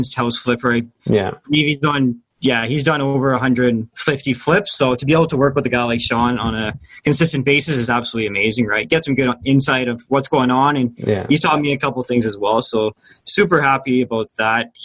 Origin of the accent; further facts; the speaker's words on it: Timmins, Ontario, Canada; moved away as an adult; also born or lived in Hamilton, Ontario; now in London, Canada; I'm from Timmins, Ontario.